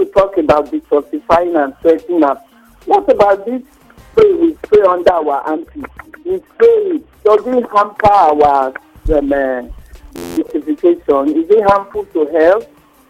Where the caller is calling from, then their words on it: Lagos, Nigeria; I'm calling from Surulere.